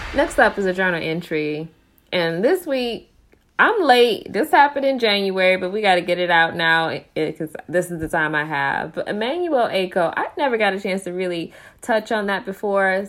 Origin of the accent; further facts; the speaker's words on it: United States; being African American